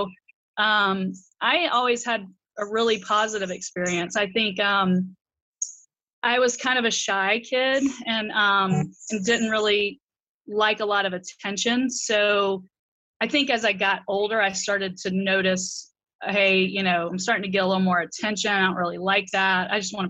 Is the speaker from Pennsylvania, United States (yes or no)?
no; Albany, Georgia, United States; Yeah, and I'm from the South. I'm a Georgia peach through and through, but I don't really have much of an accent. But you know, it's Albany down there. You know, it's not Albany, New York. It's Albany, Georgia.